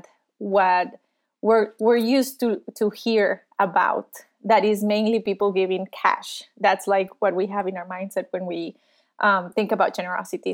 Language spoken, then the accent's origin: English; Costa Rica; I was born and raised in Costa Rica